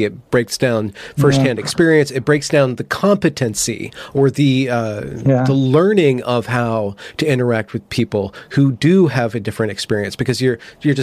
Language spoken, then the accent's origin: English; United States; being an American